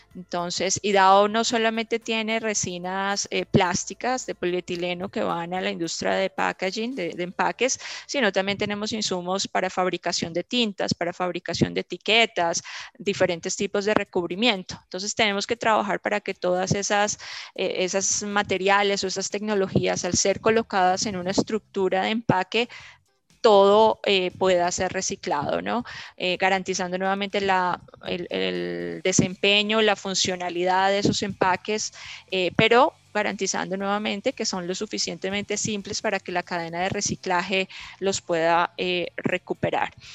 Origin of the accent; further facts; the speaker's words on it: Colombia; siendo colombiana